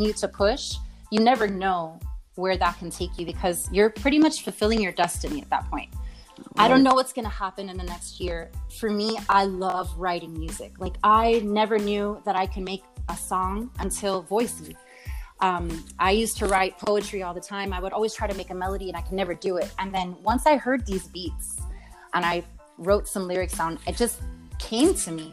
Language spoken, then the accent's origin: English; Miami, Florida, United States; I'm from Miami, so I used to perform on at the Clevelander, actually on South Beach